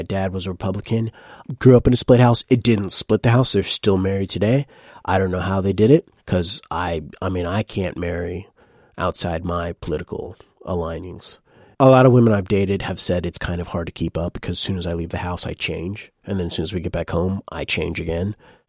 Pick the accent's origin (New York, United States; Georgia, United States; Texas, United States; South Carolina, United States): New York, United States; Saratoga Springs; I'm quote-unquote from Saratoga Springs, New York